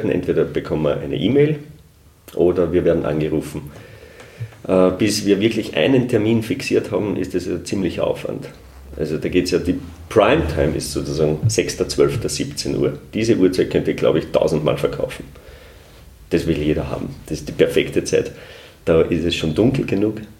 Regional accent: Upper Austria, Austria; Also bei mir, ich komme ja aus dem Hausruckviertel, da gibt es die Berchten nicht.

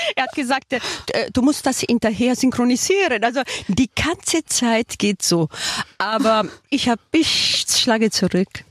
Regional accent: Switzerland; now in Germany; ich bin in der Schweiz geboren.

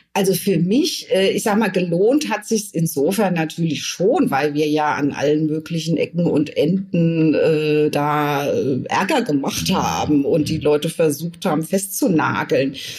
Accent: Germany; also born or lived in France / Scotland; als Jugendliche war ich im Ausland mm, und wurde dort als Deutsche abgelehnt

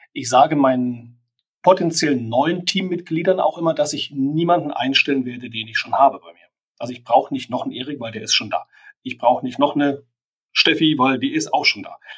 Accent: Germany; für uns als Deutsche

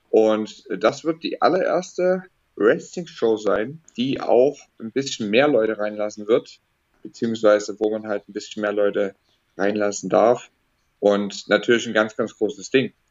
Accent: Dresden, Saxony, Germany; also born or lived in United States; Ja, dann halt ähm, Ende Juni wieder zurück nach Deutschland gezogen, wieder zurück nach Dresden, meine Heimatstadt.

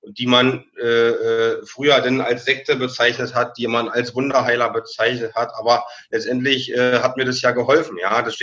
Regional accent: Brandenburg, Germany; Ich bin aufgewachsen, äh, Rand Berlin, Brandenburg. Ich bin im Dorf aus, aufgewachsen, 2000 Seelendorf.

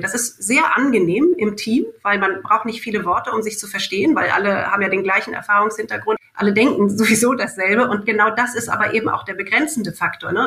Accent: Germany; ich bin Deutsche

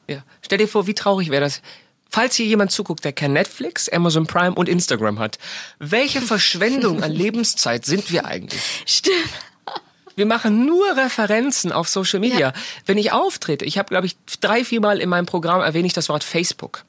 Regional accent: Germany; wir Deutschen

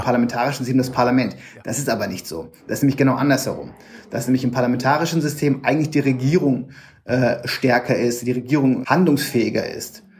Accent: Bremen, Germany; moved away; in meiner Heimatstadt in Bremen

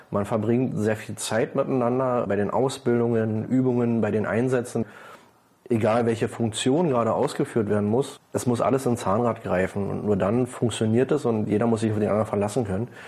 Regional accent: Kerzlin, Brandenburg, Germany; damals noch von Kerzlin, äh, war mein Heimatort.

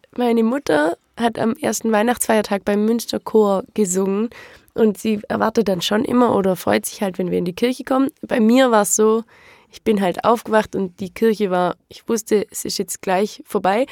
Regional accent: Rottweil, Baden-Württemberg, Germany; In Rottweil, auch im alten Krankenhaus

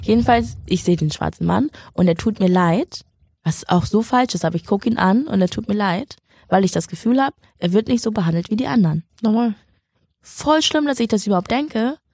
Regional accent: Schleswig-Holstein, Germany; Ich bin aufgewachsen in Schleswig-Holstein mit Nazis

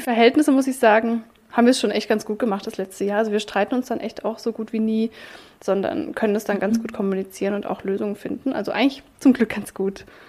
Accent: Baden-Württemberg, Germany; now in Berlin, Germany; ich komme ja eigentlich aus Baden-Württemberg

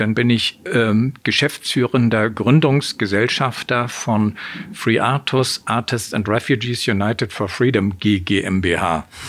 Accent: Hamburg, Germany; Ich bin in Hamburg geboren, aufgewachsen

